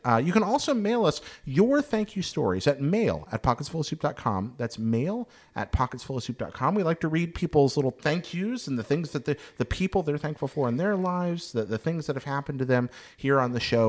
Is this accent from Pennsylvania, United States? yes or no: no; Hickory, North Carolina, United States; the Hickory Crawdads were, were my hometown baseball team